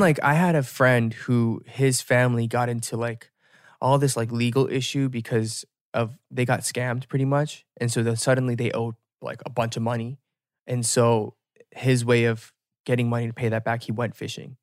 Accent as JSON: {"language": "English", "country": "United States", "said": "as an American"}